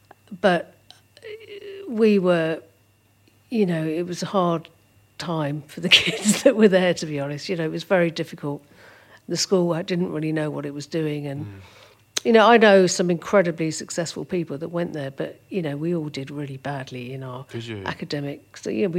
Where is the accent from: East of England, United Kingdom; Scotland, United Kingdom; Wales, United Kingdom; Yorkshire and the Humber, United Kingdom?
East of England, United Kingdom; Doddinghurst; also born or lived in Ilford, London; We moved to Essex. It's further out into Essex, into a place called Doddinghurst.